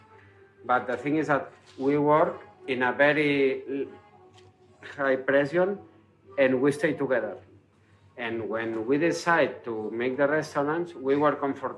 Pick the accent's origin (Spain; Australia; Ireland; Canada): Spain; Barcelona, Catalonia; English is a second language; I'm from Barcelona